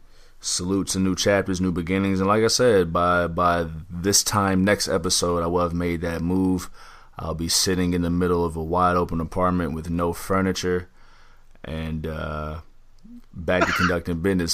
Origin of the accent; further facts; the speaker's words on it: Central Time Zone, United States; I'm born and raised in Central Standard Time, so I'm actually kind of excited to get back on Central Time.